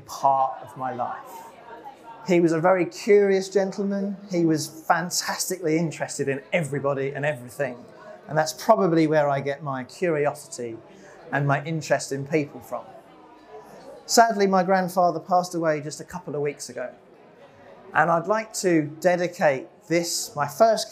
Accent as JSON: {"language": "English", "town": "Epsom", "region": "South East England", "country": "United Kingdom", "tie": "born or raised there", "also_born_or_lived": "Plymouth", "said": "I was born in Epsom Hospital, just down the road. I went to a local school called Glynn."}